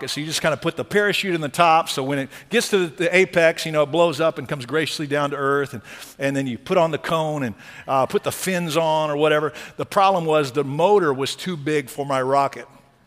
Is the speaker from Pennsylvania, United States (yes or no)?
no; Texas, United States; I'm from Texas